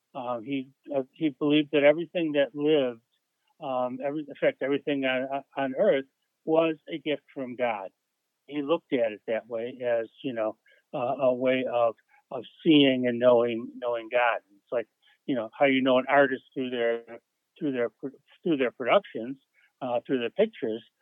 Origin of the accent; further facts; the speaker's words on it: Buffalo, New York, United States; I grew up and still live in Buffalo, New York.